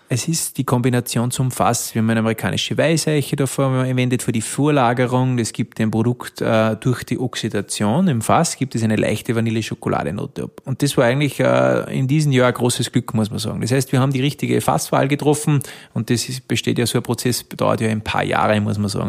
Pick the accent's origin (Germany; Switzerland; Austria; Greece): Austria; Alberndorf, Upper Austria; einen sehr traditionellen ländlichen Ort groß geworden da, in Alberndorf